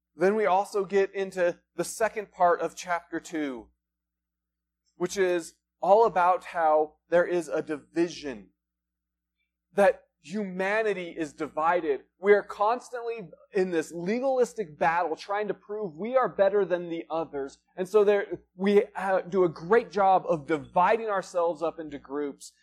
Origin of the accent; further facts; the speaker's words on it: Front Range, United States; now in Flagstaff, United States; we're originally from the Front Range